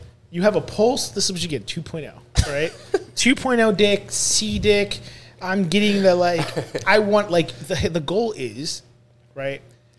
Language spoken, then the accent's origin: English; Boca Raton, Florida, United States; Oh my God, Miami! I'm from Boca.